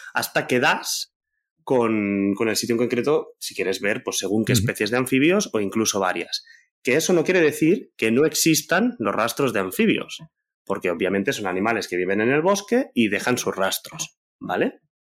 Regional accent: Barcelona, Catalonia, Spain; yo soy del centro de Barcelona

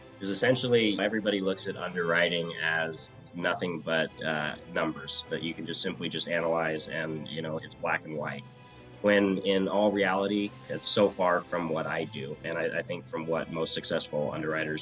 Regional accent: Twin Falls, Idaho, United States; born and raised in Twin Falls, Idaho.

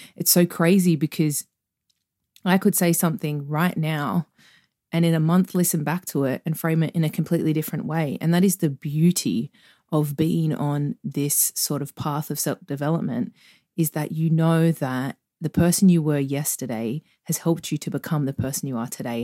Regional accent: Sydney, New South Wales, Australia; accent: Australian; growing up where I grew up in Australia, um, on the outskirts of Sydney

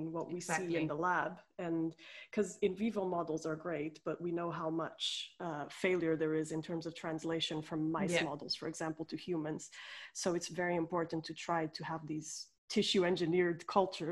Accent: Portugal; moved away as an adult; also born or lived in Coimbra, Portugal; I'm Portuguese. I'm originally from Portugal, and I did all my studies there to start with.

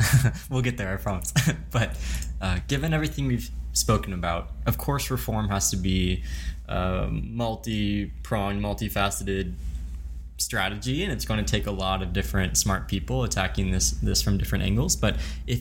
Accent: the South, United States; Where I grew up in the South

